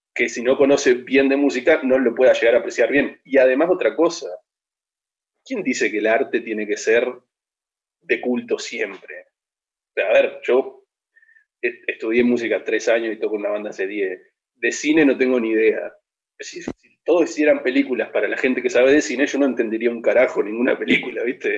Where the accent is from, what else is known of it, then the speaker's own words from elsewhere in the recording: Juan Lacaze, Colonia, Uruguay; nosotros originalmente somos de Colonia